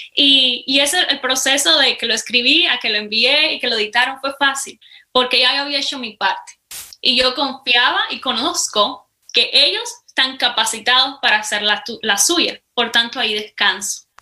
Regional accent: Cuba; accent: Cuban; moved away as an adult; now in United States; soy cubana, para empezar, aunque ya mi acento me delata, ¿verdad? Eh, hace cinco años vine para los Estados Unidos

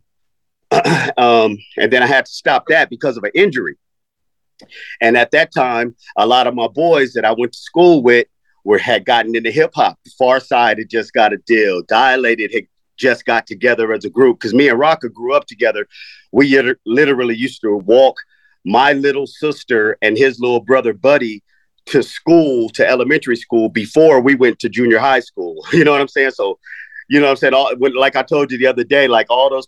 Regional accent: Los Angeles, California, United States; also born or lived in Tennessee; I was born in Tennessee, but my parents moved me to Los Angeles when I was 4 years old. So I'm a West Coaster

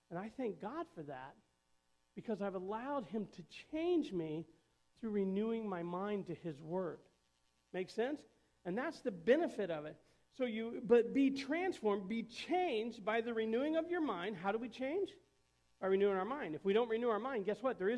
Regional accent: Indiana, United States; I had a lot of friends up north because I moved down from Indiana. And probably five years into it, you know, you still stay in touch with people you went to school with.

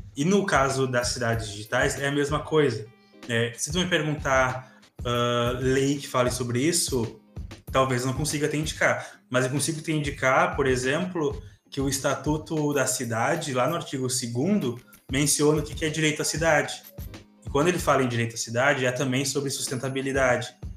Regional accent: Santa Maria, Rio Grande do Sul, Brazil; eu sou aqui de Santa Maria, Rio Grande do Sul

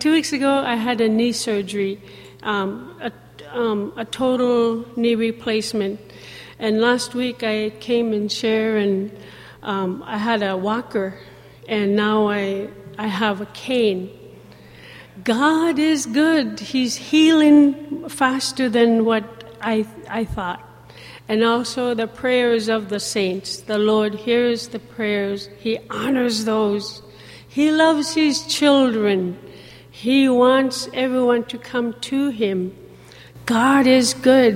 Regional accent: Dillingham, Alaska, United States; also born or lived in Goodnews Bay, Alaska; I'm from Good News Bay, and I grew up also in Dillingham, Bristol Bay.

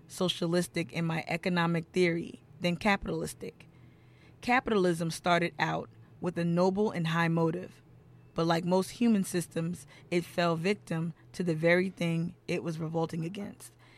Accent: Charleston, South Carolina, United States; my hometown favorite, Septima Clark

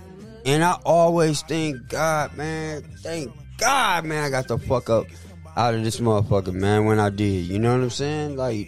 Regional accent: the Bay Area, California, United States; moved away; I'm from the Bay. But, you know, I left for my own personal reasons, man.

